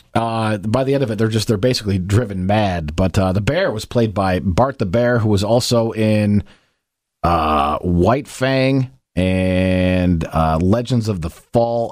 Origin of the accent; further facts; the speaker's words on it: Kalamazoo, Michigan, United States; growing up in Kalamazoo